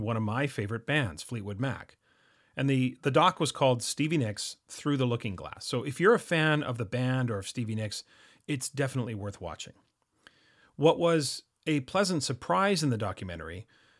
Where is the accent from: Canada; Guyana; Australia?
Canada; I am Canadian